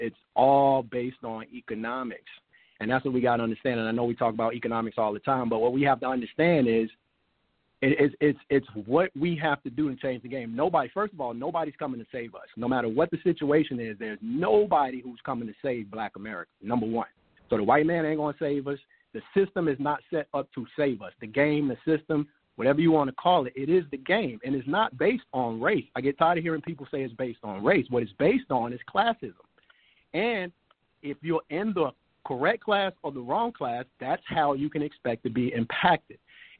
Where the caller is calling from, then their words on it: Dallas, Texas, United States; I'm calling from Dallas, Texas.